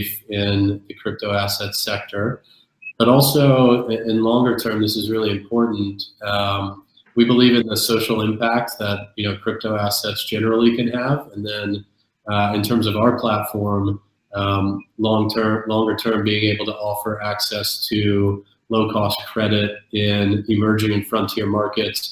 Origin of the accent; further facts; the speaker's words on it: South Texas, United States; now in New York, United States; I'm originally from South Texas.